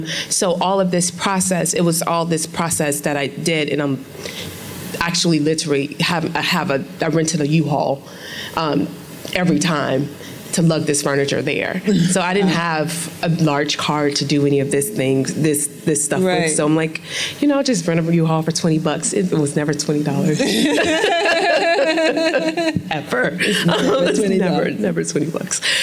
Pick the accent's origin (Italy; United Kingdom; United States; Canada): United States; Chicago, Illinois; I'm from Inglewood, the south side of Chicago